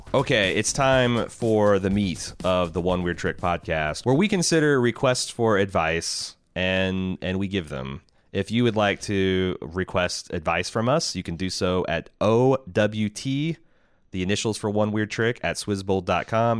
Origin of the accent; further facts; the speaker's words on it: United States; as American